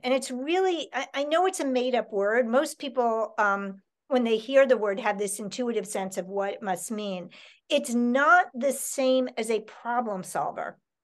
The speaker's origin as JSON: {"language": "English", "town": "New York City", "region": "New York", "country": "United States", "tie": "born or raised there", "said": "I grew up in Manhattan"}